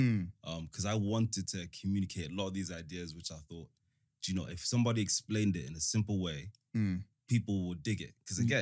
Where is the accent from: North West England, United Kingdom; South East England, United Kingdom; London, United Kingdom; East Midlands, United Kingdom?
London, United Kingdom; born or raised there; also born or lived in Africa / United States / Rwanda / Somerset